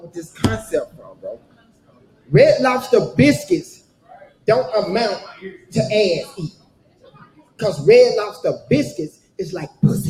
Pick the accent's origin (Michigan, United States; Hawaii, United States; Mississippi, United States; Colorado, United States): Mississippi, United States; I'm from Mississippi. I rep that shit. I don't like how y'all were dissing my city, my town, my state.